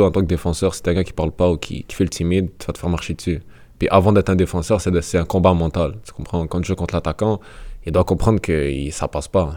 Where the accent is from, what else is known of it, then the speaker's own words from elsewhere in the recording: Canada; je suis né au Canada, j'ai vécu au Canada